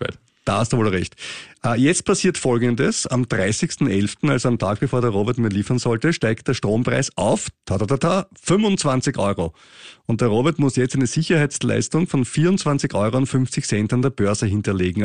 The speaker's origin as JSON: {"language": "German", "country": "Austria", "said": "wir österreichischen Steuerzahler"}